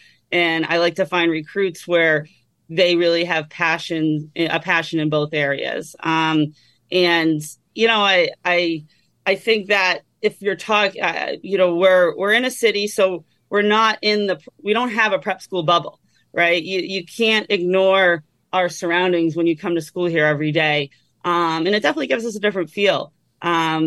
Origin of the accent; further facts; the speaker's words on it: Methuen, Massachusetts, United States; I grew up in Methuen, Mass, right in the middle of all these prep schools